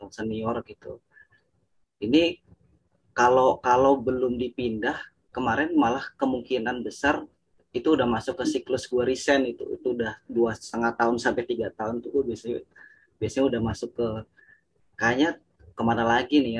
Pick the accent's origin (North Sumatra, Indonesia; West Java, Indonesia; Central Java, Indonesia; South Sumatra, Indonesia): Central Java, Indonesia; Purwokerto; now in Jakarta, Indonesia; gue ngelamar dulu di di di kampung gue tuh di Purwokerto